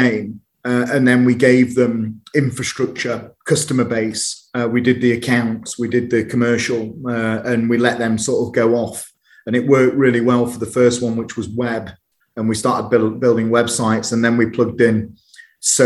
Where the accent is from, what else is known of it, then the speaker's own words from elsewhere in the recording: United Kingdom; growing up in Uterbridge